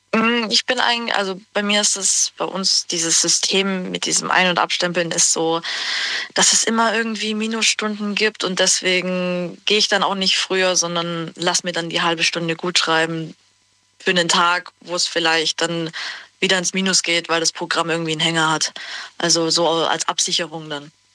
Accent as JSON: {"language": "German", "town": "Günzburg", "region": "Bavaria", "country": "Germany", "said": "ich komme aus Günzburg."}